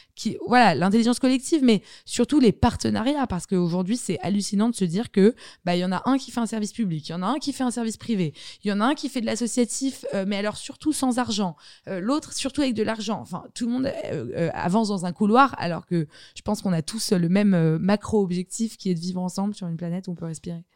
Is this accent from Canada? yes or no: no; Paris, Île-de-France, France; j'ai grandi dans Paris Intramuros et je considère que c'est une grande chance